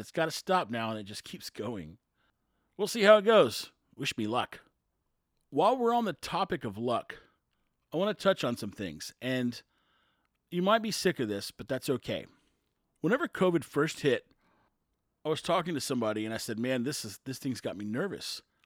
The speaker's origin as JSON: {"language": "English", "region": "Texas", "country": "United States", "said": "We're Texan"}